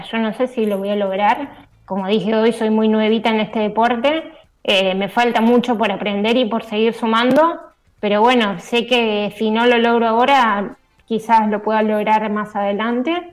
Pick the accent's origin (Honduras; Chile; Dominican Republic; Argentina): Argentina; Gualeguay, Entre Ríos; Sí, soy psicóloga social, vivo en Gualeguay, Entre Ríos